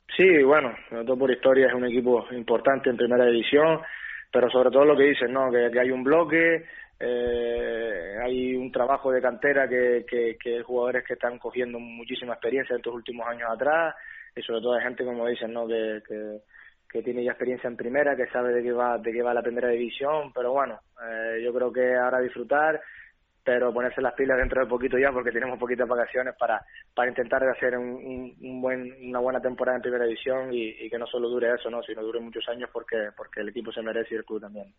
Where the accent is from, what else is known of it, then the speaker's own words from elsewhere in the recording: Canary Islands, Spain; moved away as an adult; el equipo de mi tierra